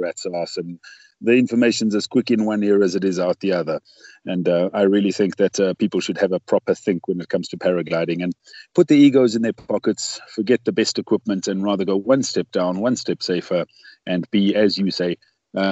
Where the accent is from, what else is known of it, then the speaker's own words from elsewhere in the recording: South Africa; being a South African and having learned to paraglide here